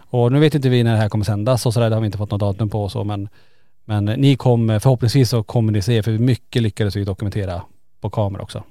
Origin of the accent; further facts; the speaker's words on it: Kiruna, Norrbotten County, Sweden; är vi ju födda och uppvuxna i Kiruna